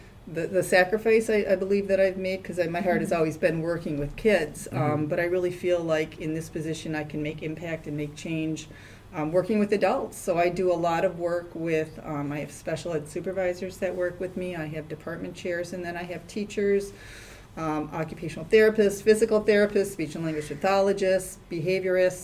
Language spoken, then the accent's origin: English; Wisconsin, United States; accent: Midwestern twang; moved away as an adult; also born or lived in St. Louis, Missouri / Madison, Wisconsin; I was born and raised in Wisconsin. So if you listen to me talk enough, you'll hear the little bit of Midwestern twang